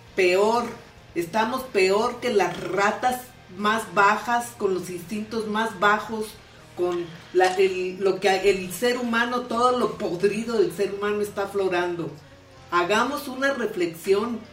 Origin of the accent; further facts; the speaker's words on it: Mexico; nadie nos confronte como mexicanos